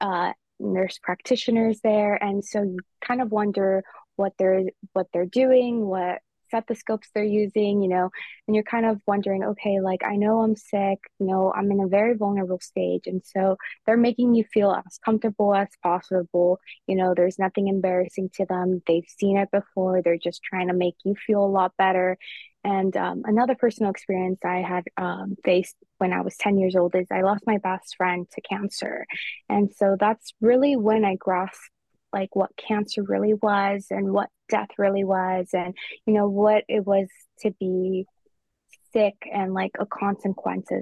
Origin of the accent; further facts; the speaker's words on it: Covina, California, United States; first language Spanish; English is a second language; I'm from Covina, California